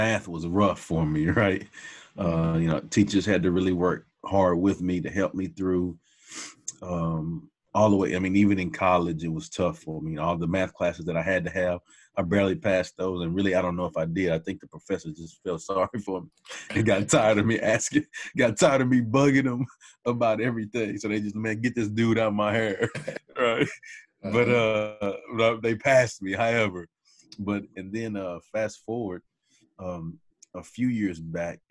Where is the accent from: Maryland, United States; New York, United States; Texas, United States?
Texas, United States; Hearne; moved away as an adult; also born or lived in Dallas, Texas; we moved back to my mom's hometown of Hearn. And that's where I grew up